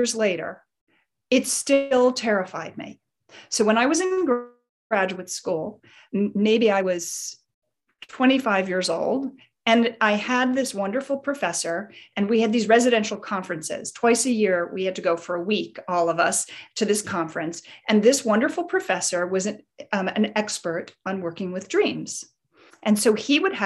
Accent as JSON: {"language": "English", "town": "Chicago", "region": "Illinois", "country": "United States", "tie": "born or raised there", "said": "my childhood when I grew up in Chicago"}